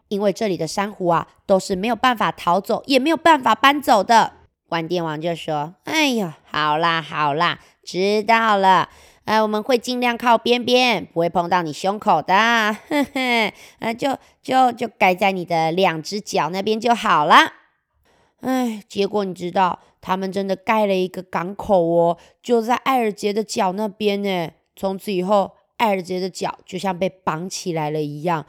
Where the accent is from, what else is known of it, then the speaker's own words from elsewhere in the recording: Kaohsiung, Taiwan; 结果我们高雄这边啊